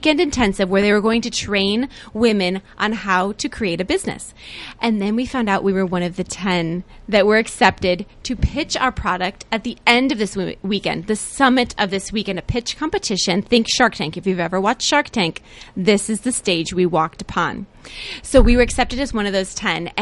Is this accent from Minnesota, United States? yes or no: no; Akron, Ohio, United States; we are from Akron, Ohio.